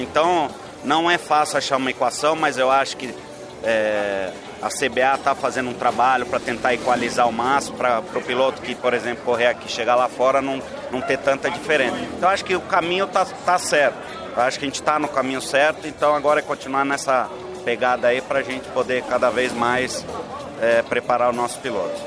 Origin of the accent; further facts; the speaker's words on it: Brazil; eu sou brasileiro